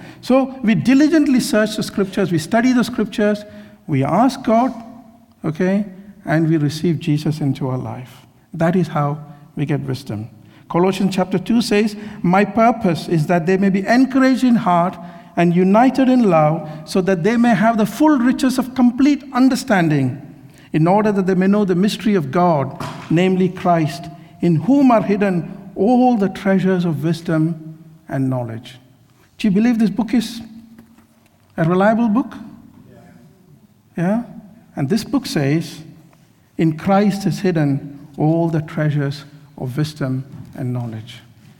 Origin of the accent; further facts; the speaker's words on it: Kerala, India; also born or lived in Mumbai / Mysore; I grew up in India, in Kerala. Well, I was in many places, in Mumbai, in Mysore, in Kerala, so many places.